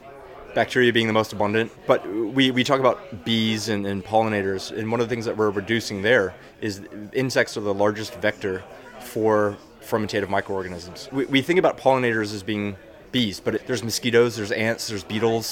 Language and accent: English; Texas, United States; moved away; also born or lived in New York; I'm from Texas